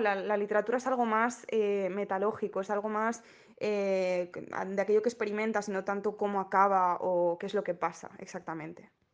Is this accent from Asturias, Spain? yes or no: yes; Asturias, Spain; yo soy asturiana, entonces quería como reflejar un poco la tradición que tenemos aquí